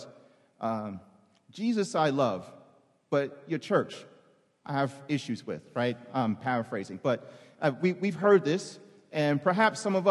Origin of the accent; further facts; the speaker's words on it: New York City, New York, United States; I'm from the Bronx